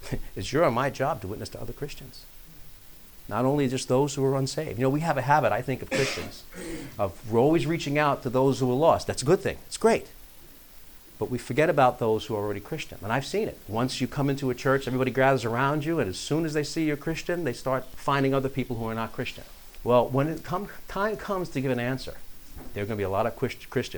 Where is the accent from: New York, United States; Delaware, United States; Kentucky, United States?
New York, United States; moved away; I grew up in New York